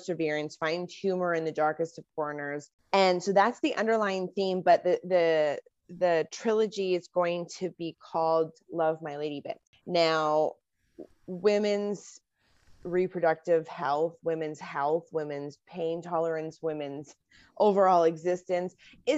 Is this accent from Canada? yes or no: yes; Canada; as a Canadian